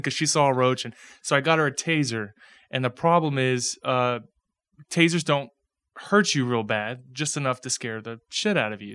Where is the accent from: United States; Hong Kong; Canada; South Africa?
United States; Pasadena, Texas; I grew up in Pasadena